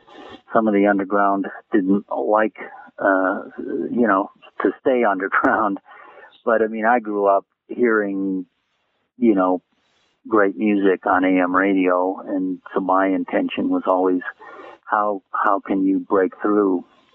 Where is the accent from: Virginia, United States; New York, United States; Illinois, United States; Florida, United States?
Illinois, United States; Naperville; moved away as an adult; also born or lived in Hollywood; Well, I grew up in Naperville, Illinois, outside of Chicago, and I wasn't interested in college.